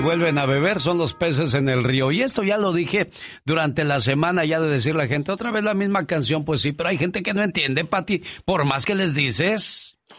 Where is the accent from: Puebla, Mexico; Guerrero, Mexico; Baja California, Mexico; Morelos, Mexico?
Guerrero, Mexico; Somos de México orgullosamente y sobre todo del estado de Guerrero